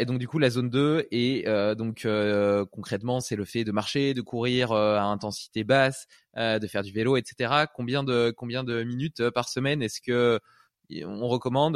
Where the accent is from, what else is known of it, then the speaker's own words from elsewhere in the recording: Brittany, France; moved away; j'ai vécu euh, une partie de mon enfance en Bretagne.